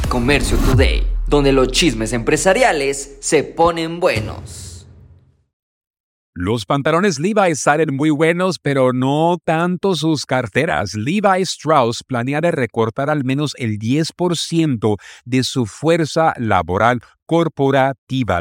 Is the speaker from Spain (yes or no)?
no; Mexico; nuestro querido México